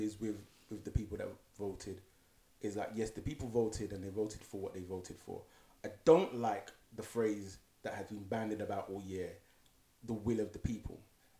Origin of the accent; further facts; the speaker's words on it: United Kingdom; This is written in law, but you know, we're the British.